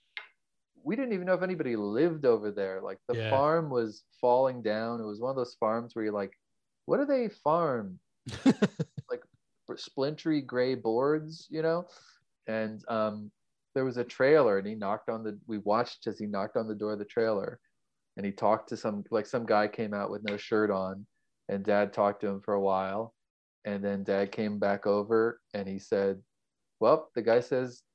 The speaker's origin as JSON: {"language": "English", "region": "Pennsylvania", "country": "United States", "tie": "born or raised there", "also_born_or_lived": "Bethlehem, Pennsylvania / Clarksville / Queens, New York", "moved": "yes", "lives_now": "Alfred, United States", "said": "my childhood growing up in Pennsylvania, like out in the country"}